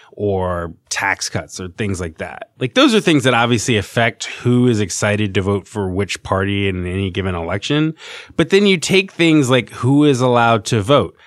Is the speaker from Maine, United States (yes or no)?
no; Virginia, United States; now in New York, United States; I'm from Virginia